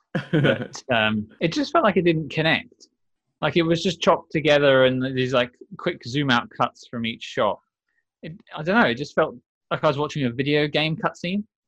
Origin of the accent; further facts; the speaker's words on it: United Kingdom; I'm British